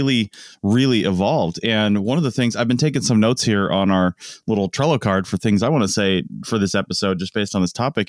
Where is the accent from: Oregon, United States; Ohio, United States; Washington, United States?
Washington, United States; Seattle; I grew up in Seattle where if you got a job at Boeing as a 20-year-old, you were set for life.